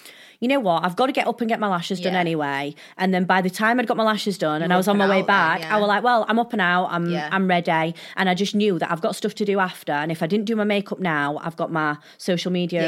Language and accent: English; United Kingdom; I'm British